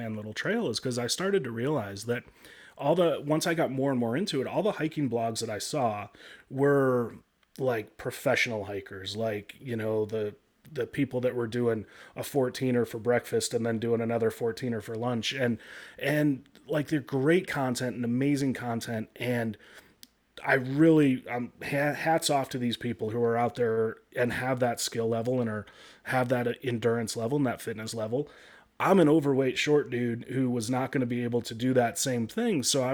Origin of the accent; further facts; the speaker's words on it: Chicago, Illinois, United States; moved away as an adult; also born or lived in Michigan / Denver, Colorado; now in Colorado, United States; I grew up in the Midwest. I was born in Michigan, grew up in the Chicago area.